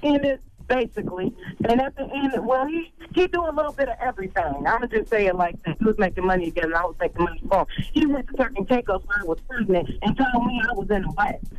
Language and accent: English; Detroit, Michigan, United States; I'm from Detroit.